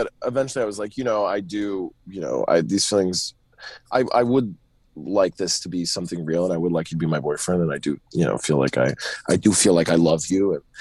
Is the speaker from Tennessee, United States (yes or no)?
yes; Tennessee, United States; moved away as an adult; also born or lived in New York City / Los Angeles; now in Atlanta, United States; I was born in New York City, and then I moved to the sticks of Tennessee when I was four, and I grew up in the South, very, like, very rurally in the South